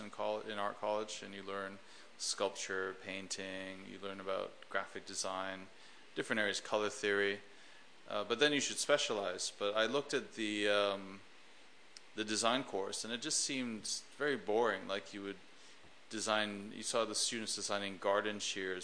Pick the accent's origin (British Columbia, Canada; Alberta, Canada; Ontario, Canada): British Columbia, Canada; Vancouver; moved away as an adult; also born or lived in Los Angeles / London; my hometown of Vancouver, Canada